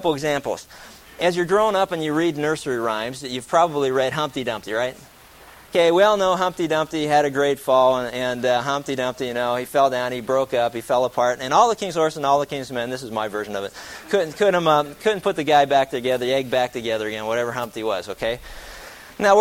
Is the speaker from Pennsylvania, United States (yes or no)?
yes; right outside of Pittsburgh, southwest Pennsylvania, United States; moved away; I grew up in southwest Pennsylvania. I grew up right outside of Pittsburgh